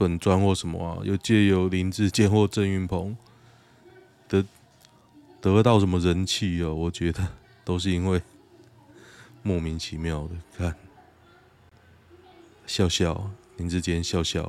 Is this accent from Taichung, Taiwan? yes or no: no; Taoyuan, Taiwan; 我是很清楚啊，因为我是桃园人，我选他之后，我觉得超干。